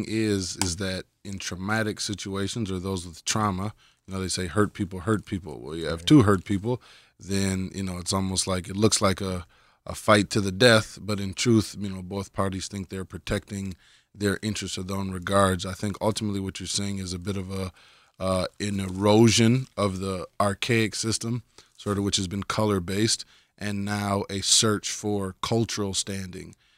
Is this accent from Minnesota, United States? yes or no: yes; Minneapolis, Minnesota, United States; moved away as an adult; now in Israel; I'm from Minneapolis, Minnesota, North Minneapolis